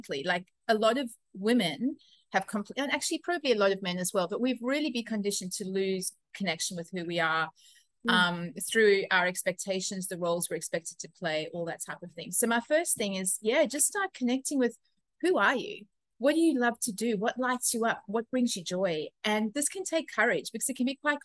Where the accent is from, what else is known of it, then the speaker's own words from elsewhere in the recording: South Africa; now in Australia; I am originally from South Africa, but living in Australia at the moment.